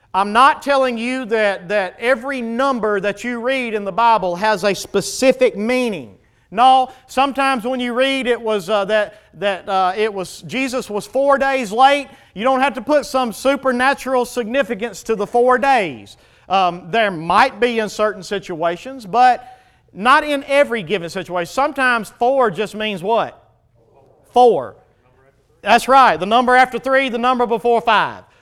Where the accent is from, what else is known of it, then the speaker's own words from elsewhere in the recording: United States; we as American Christians